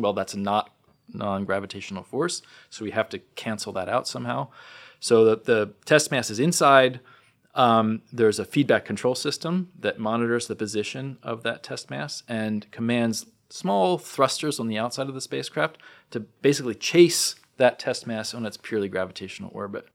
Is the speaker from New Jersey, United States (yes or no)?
yes; New Jersey, United States; growing up in New Jersey